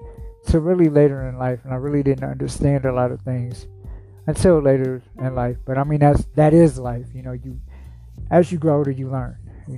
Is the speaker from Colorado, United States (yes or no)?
no; Shaker Heights, Ohio, United States; also born or lived in Stockton, California / Cleveland, Ohio; I grew up in Shaker Heights, Ohio